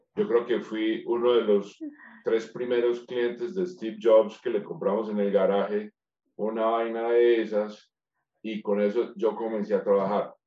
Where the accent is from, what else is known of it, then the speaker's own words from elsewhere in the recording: Manizales, Caldas, Colombia; Soy colombiano, manizaleño.